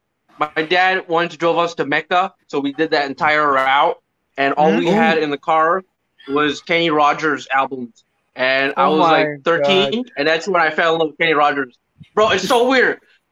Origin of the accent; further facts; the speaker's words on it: Manama, Capital Governorate, Bahrain; Jufair or just. Manama, M-A-N-A-M-A.